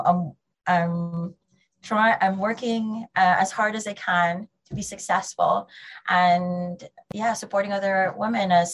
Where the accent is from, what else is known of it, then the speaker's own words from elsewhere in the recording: Philippines; now in United Kingdom; I'm Filipino